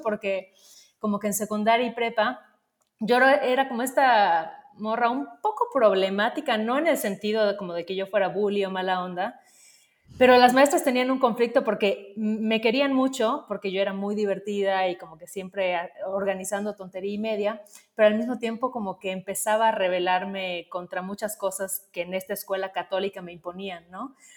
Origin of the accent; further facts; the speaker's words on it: Mérida, Yucatán, Mexico; yo crecí en Mérida, que de alguna forma es una ciudad bastante em, tradicional